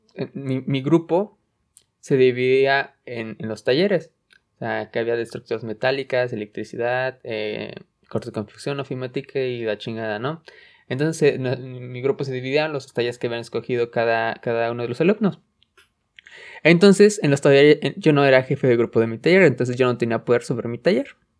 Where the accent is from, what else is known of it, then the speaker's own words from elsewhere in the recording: Mexico; en, México estamos